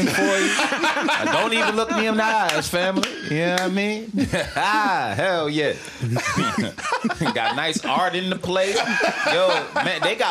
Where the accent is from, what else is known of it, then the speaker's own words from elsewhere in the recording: New York City, New York, United States; I'm from Harlem